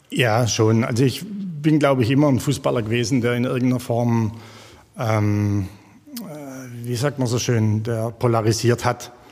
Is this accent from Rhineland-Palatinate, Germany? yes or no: no; Jagsthausen-Olnhausen, Baden-Württemberg, Germany; Du sagst es, ich komme aus dem Jagstal. Ähm, in Jagsthausen-Ollenhausen, so ein kleiner Teilort mit 300 Einwohnern, bin ich groß geworden.